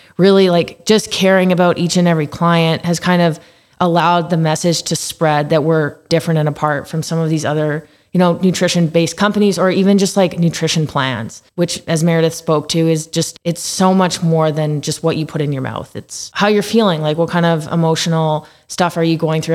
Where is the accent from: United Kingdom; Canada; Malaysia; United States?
Canada; Calgary, Alberta; I've been in Calgary my entire life.